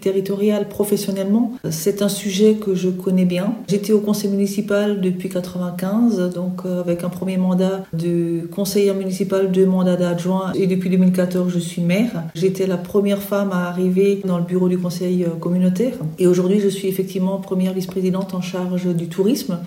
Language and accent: French; Alsace, Grand Est, France; Alsacienne, bien sûr, parce que je vis sur le territoire alsacien